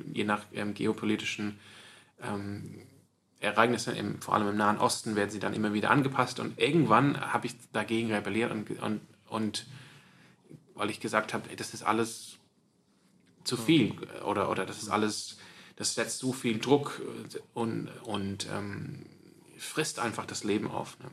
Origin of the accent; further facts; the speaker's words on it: Sydney, New South Wales, Australia; now in Freiburg, Germany; ich bin auch aufgewachsen in der Kirche, in der Gemeinde, ähm, aber auch so in der anglikanischen Gemeinde in, in, in, Sydney